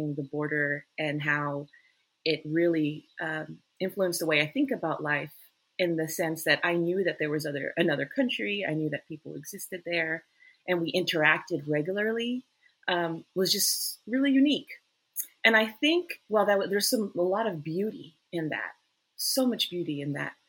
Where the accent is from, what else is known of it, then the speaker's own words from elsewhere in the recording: El Paso, Texas, United States; I grew up in El Paso, Texas